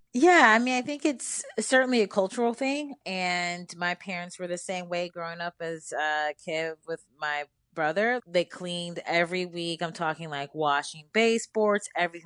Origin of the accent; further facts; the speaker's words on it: Cleveland, Ohio, United States; now in Brooklyn, United States; I grew up in Cleveland